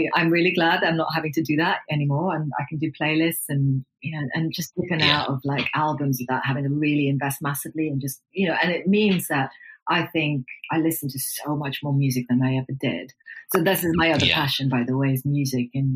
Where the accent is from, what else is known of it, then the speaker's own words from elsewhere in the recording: Nairobi, Kenya; Growing up in Kenya with, you know, the kind of twin influences of my mom and my dad